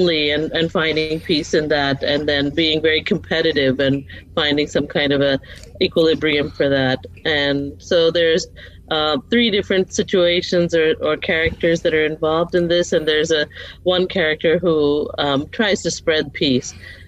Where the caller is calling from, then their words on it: Arlington, Texas, United States; Okay, so I'm in near Dallas, Texas, a place called Arlington, and I'm a third grade teacher